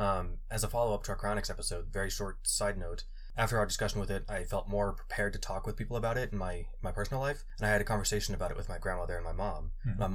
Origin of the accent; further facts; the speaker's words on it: Fort Collins, Colorado, United States; I'm from Fort Collins